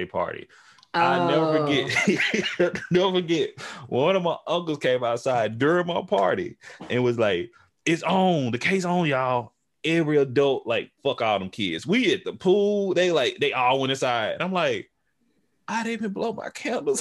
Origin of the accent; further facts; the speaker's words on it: Tyler, Texas, United States; also born or lived in Houston, Texas; I'm H-Town and I'm East Texas and Tyler, Texas, to be exact